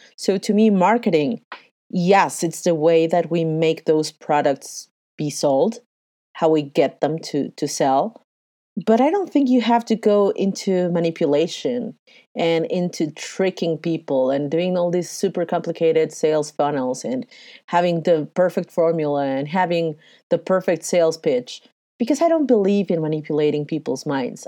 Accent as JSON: {"language": "English", "region": "Mexico City", "country": "Mexico", "said": "I am from Mexico City, I have lived and breathed the good and the bad and the ugly of globalization and NAFTA"}